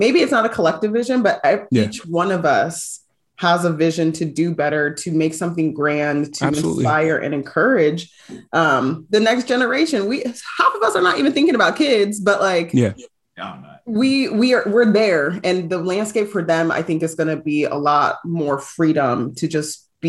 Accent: United States; I know like being Nigerian American, like my parents want me to be set up to provide for myself.

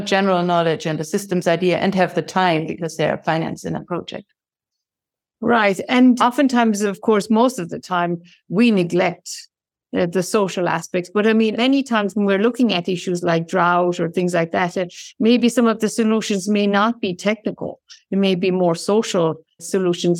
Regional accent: Ireland; moved away; I come from Ireland

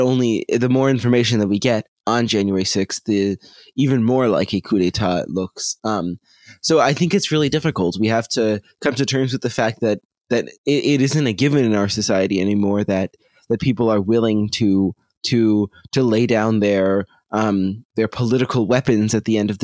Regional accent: United States; as an American

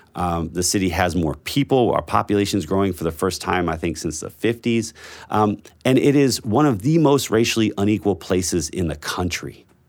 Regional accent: Baltimore, Maryland, United States; I grew up in Baltimore.

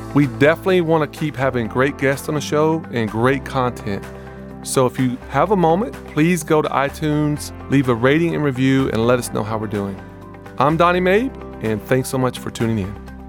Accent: the South, United States; now in Austin, United States; I grew up in the South

